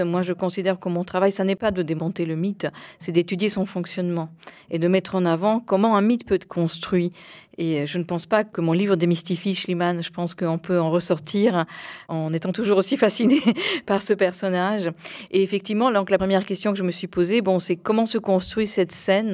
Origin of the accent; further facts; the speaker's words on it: Buenos Aires, Argentina; moved away; Je suis née à Buenos Aires dans une famille franco-argentine.